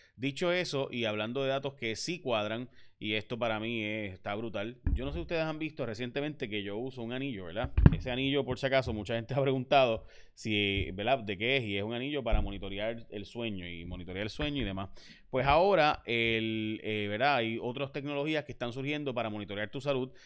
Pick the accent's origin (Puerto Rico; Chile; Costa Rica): Puerto Rico; somos puertorriqueños, que somos distintos y que tenemos nuestras particularidades